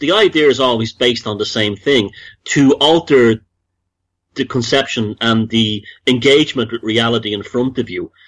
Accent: Dublin, Leinster, Ireland; moved away as an adult; also born or lived in United States; I grew up in Dublin

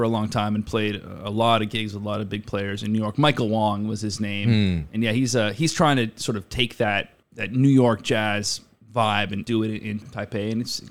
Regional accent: Halifax, Nova Scotia, Canada; moved away as an adult; also born or lived in Denton, Texas; I'm from Halifax, Nova Scotia, Canada. That's a suburb of Halifax, like really getting pretty close to the country, you could say.

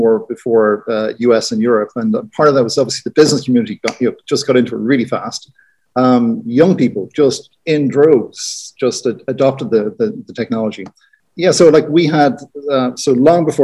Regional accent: Ireland; being Irish

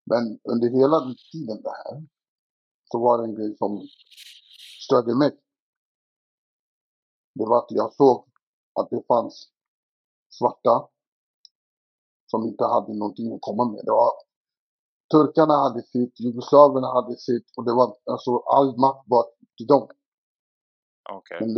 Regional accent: Stockholm, Stockholm County, Sweden; also born or lived in Dalby; Jag är uppväxt i Tensta och Rinkeby.

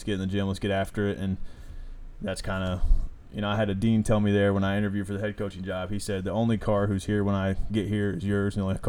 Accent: Rochester, Indiana, United States; Rochester, Indiana.

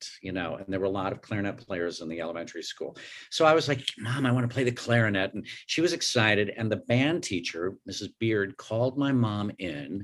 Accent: Tulsa, Oklahoma, United States; also born or lived in Elmhurst, Illinois; I was born in Illinois in Elmhurst. And then my mom got divorced and we moved to Oklahoma. My stepdad got transferred to Oklahoma City and then finally to Tulsa, which is what I kind of consider my hometown. I was there from 4th grade on.

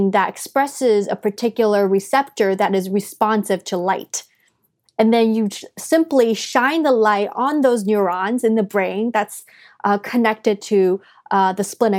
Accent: China; moved away; I grew up in China when I was younger.

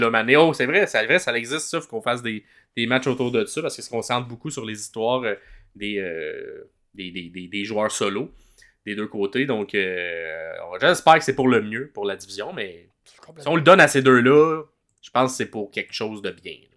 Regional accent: Quebec, Canada; Je suis québécois

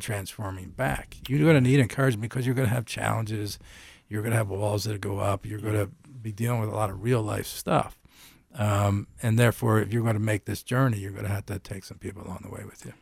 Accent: Philadelphia, Pennsylvania, United States; moved away; I'm from Philadelphia originally

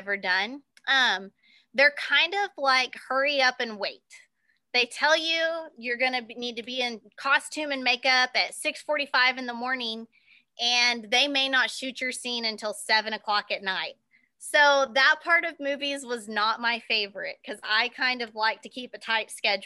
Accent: Cheyenne, Oklahoma, United States; my hometown, Cheyenne, Oklahoma

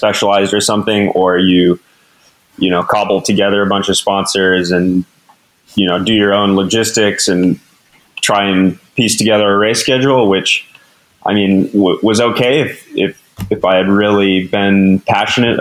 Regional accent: Durango, Colorado, United States; growing up in Durango

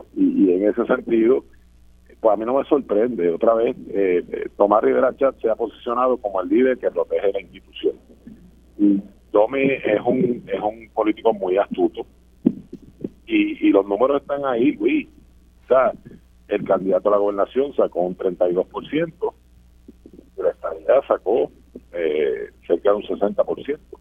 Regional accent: Puerto Rico; como puertorriqueños

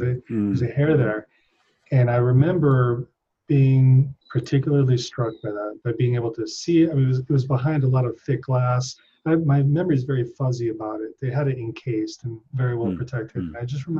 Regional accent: Philippines; also born or lived in Hong Kong; So I grew up in Asia. I was in the Philippines when that happened, and I was in the Philippines for most of my childhood. Then Hong Kong, and we visited Thailand, Japan.

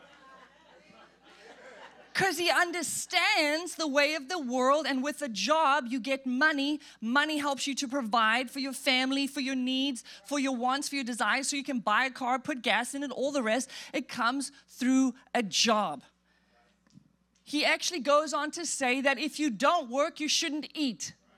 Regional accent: South Africa; moved away; I grew up in South Africa

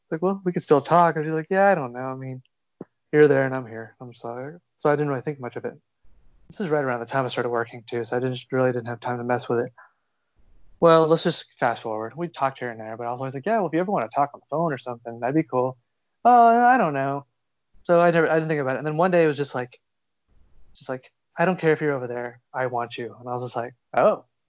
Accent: South Texas, United States; moved away; also born or lived in Austin, Texas; I'm from South Texas. And then I did live in Austin

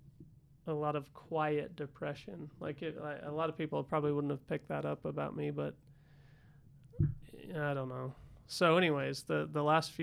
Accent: Salt Lake City, Utah, United States; also born or lived in California; I was born in Salt Lake City. And, I guess lived here for a few years

